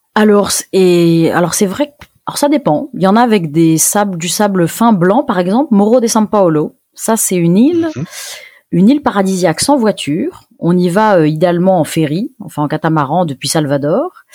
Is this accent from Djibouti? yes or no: no; France; en tant que française